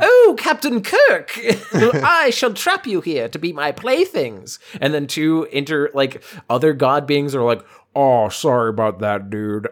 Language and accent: English; Boston, Massachusetts, United States; I'm from Boston.